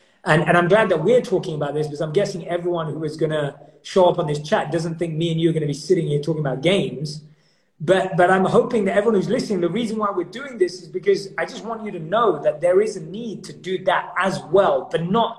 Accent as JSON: {"language": "English", "region": "London", "country": "United Kingdom", "tie": "born or raised there", "said": "So FIFA is my number one go-to because I grew up in London, so football's like rules for us."}